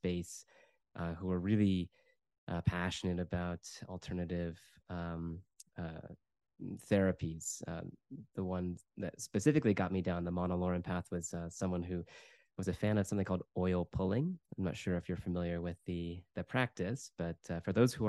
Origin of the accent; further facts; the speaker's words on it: United States; moved away as an adult; also born or lived in United Kingdom; I'm originally from the United States, so I moved back to the US in 2015